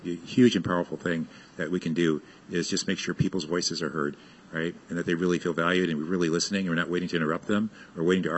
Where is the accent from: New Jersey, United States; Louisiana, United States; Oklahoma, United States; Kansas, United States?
Oklahoma, United States; Fort Sill; born there; And so I was born in Fort Sill, Oklahoma.